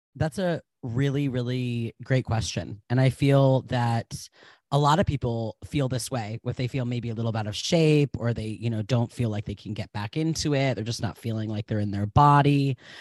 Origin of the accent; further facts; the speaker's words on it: New England, United States; I'm from New England